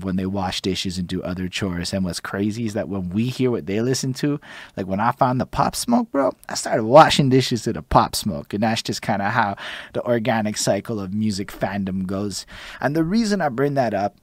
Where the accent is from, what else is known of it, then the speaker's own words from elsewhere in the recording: Montreal, Quebec, Canada; when I'm like 5 years old growing up in Montreal's and whatnot, I can remember being in Côte Saint-Luc